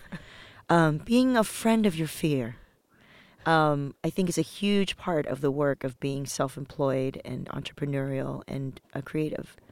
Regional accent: Los Angeles, California, United States; also born or lived in Taiwan; I was born in Taiwan, moved to Los Angeles when I was little

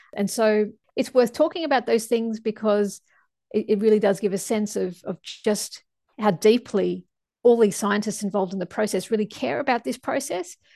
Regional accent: Australia; as an Australian scientist working on the I P C C report

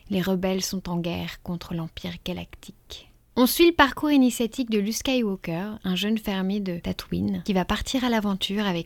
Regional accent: Chamonix, Auvergne-Rhône-Alpes, France; moi je viens de Chamonix, montagne enneigée, descente de ski face au Mont Blanc, la station de ski comme on en rêve.

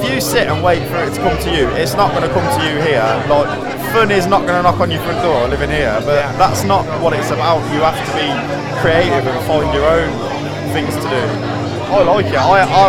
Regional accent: Coventry, West Midlands, United Kingdom; where we grew up in Coventry, it's very green

